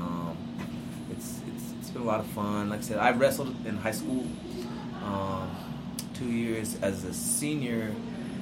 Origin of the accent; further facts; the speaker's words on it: California, United States; moved away as an adult; also born or lived in San Diego, California; now in Mobile, Alabama, United States; I'm originally from California, and I moved to Alabama to go to college